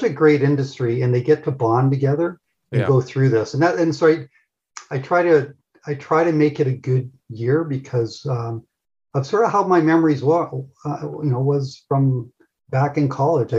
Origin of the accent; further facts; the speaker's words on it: Toronto, Ontario, Canada; moved away as an adult; also born or lived in Los Angeles / Ireland; I was coming from Toronto area to LA.